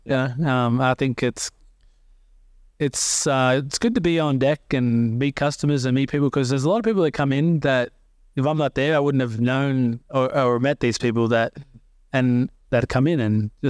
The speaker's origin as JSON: {"language": "English", "country": "Australia", "said": "some come in there, they don't even know that I'm Australian"}